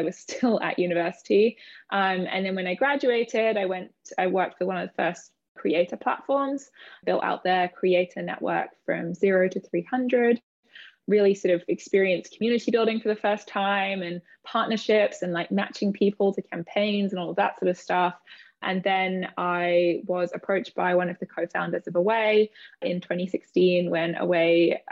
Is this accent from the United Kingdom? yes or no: yes; United Kingdom; moved away as an adult; also born or lived in London; now in New York, United States; I'm British, obviously. I live in New York. I moved here about 6 years ago